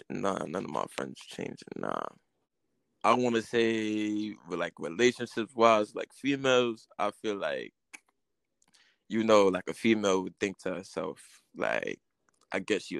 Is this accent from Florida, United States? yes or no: no; New York City, New York, United States; I mean, New York is New York, man. I mean, you know, very unpredictable place.